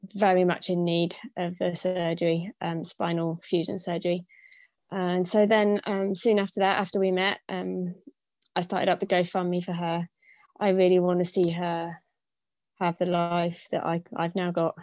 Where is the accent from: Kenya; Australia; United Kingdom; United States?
United Kingdom; moved away as an adult; I'm originally from Britain, um, but I haven't actually lived in the UK for the last 15 years